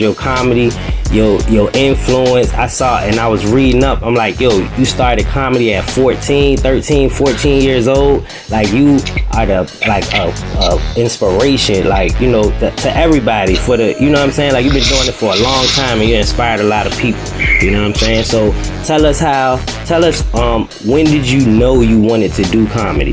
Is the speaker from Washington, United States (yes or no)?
no; Richmond, Virginia, United States; I was born and raised in Richmond